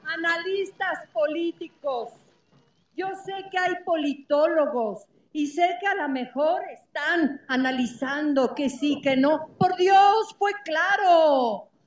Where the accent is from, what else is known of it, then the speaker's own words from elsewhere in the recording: State of Mexico, Mexico; doblemente mexicanos, somos mexiquenses y somos mexicanos.